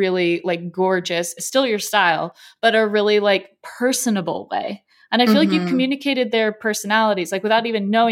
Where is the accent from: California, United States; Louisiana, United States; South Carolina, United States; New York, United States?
California, United States; Southern; moved away; also born or lived in Wisconsin; I'm from Southern California